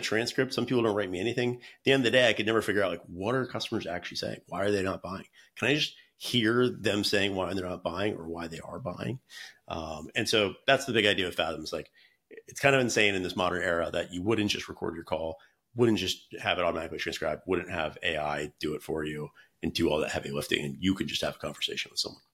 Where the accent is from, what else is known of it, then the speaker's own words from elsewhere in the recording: North Carolina, United States; moved away as an adult; now in San Francisco, United States; I'm from North Carolina originally